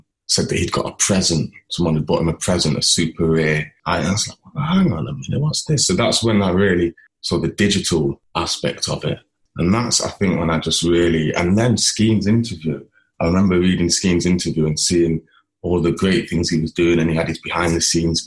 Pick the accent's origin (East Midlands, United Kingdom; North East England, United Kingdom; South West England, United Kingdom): East Midlands, United Kingdom; Nottingham; I'm from Nottingham, a lens-based artist